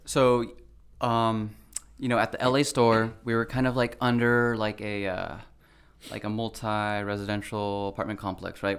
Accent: Brea, California, United States; also born or lived in Oxnard; I grew up in Brea

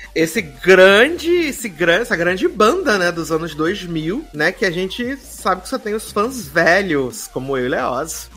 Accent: Rio de Janeiro, Brazil; enquanto carioca

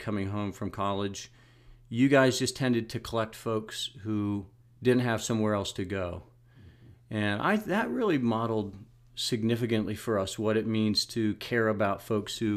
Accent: Monson, Maine, United States; moved away as an adult; now in Pepperell, United States; growing up in Monson

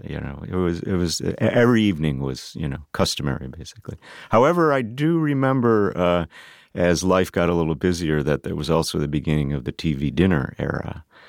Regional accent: Tonawanda, New York, United States; So I grew up in Western New York near Buffalo, a place called Tonawanda.

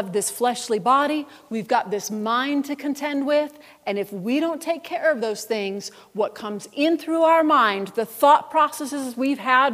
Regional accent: Buffalo, New York, United States; I grew up in Buffalo, New York

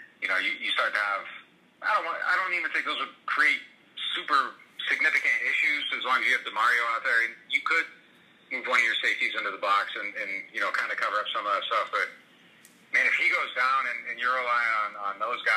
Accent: Erie, Pennsylvania, United States; I grew up in Pennsylvania in Erie

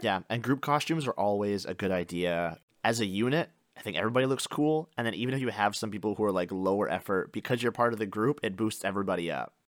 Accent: Canada; our experience growing up in Canada

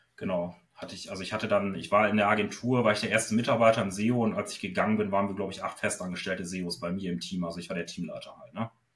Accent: Osnabrück, Lower Saxony, Germany; ich komme aus Osnabrück

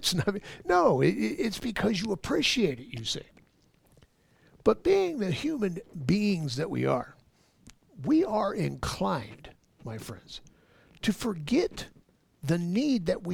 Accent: Los Angeles, California, United States; now in Ohio, United States; I was born and raised in Los Angeles

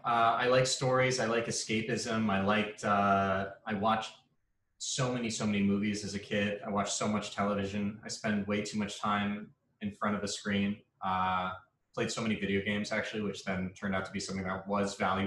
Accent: Rye, New York, United States; moved away as an adult; now in Los Angeles, United States; I'm from the East Coast. I grew up in upstate New York, a suburb called Rye. I moved to the city for college.

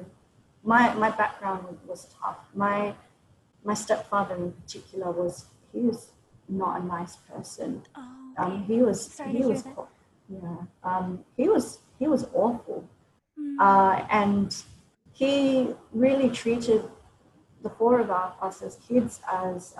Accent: Sydney, New South Wales, Australia; moved away as an adult; also born or lived in Blue Mountains, New South Wales; now in Cambodia; we were both born and raised in Australia

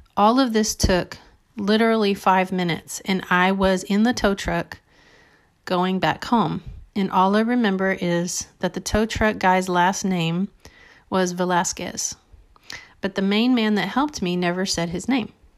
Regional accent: South Texas, United States; also born or lived in Dallas; I was from, um, a little town in South Texas

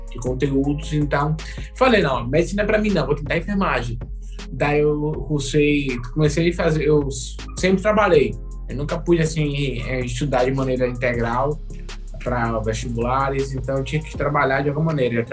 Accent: Bahia, Brazil; tenho 26 anos, sou aqui da Bahia. Atualmente eu resido em Feliz Santana

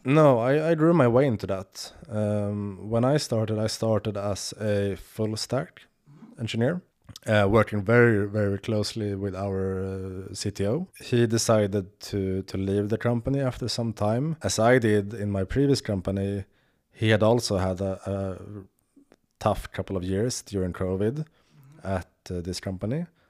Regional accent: Sweden; I'm from Sweden, but my, my, uh, father is from, uh, the Ned-, Netherlands

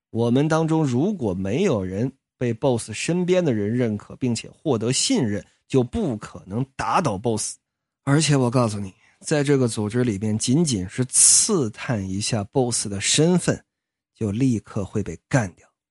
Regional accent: Jinzhou, Liaoning, China; 在我老家就辽宁锦州啊

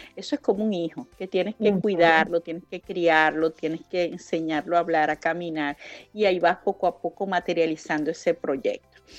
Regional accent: Venezuela; moved away as an adult; yo salí de Venezuela

